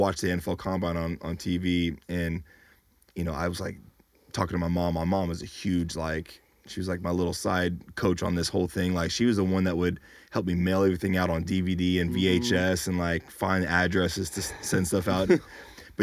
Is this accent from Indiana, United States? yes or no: no; within 100 miles of San Jose, California, United States; I went to San Jose State, so that was kind of in that radius of like my hometown, within 100 miles